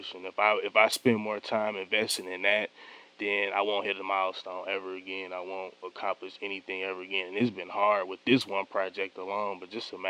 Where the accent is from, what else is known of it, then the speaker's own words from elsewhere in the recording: Detroit, Michigan, United States; I grew up on East Warren